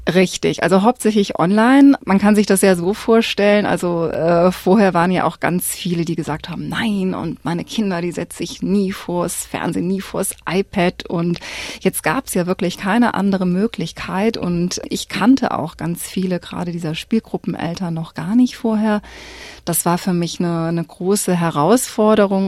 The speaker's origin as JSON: {"language": "German", "town": "Cologne", "region": "North Rhine-Westphalia", "country": "Germany", "tie": "born or raised there", "moved": "as an adult", "lives_now": "Melbourne, Australia", "said": "ich komme aus Köln, eine ziemlich Multikulti-Stadt"}